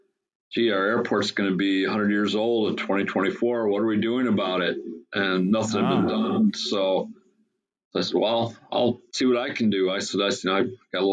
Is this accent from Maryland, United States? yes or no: no; Battle Creek, Michigan, United States; I grew up here in Battle Creek